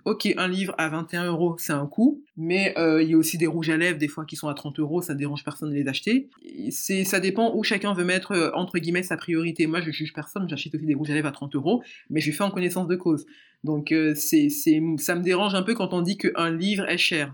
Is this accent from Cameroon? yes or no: yes; Cameroon; moved away; also born or lived in Ivory Coast; je suis camerounaise